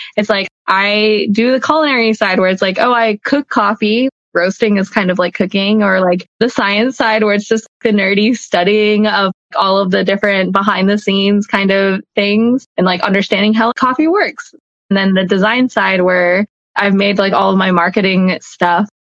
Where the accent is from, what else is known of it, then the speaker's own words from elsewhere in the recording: Atlanta, Georgia, United States; grew up in Atlanta. I was born and raised here.